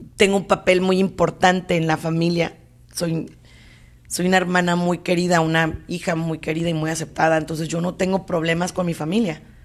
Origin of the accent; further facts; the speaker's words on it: Mexico; como mexicana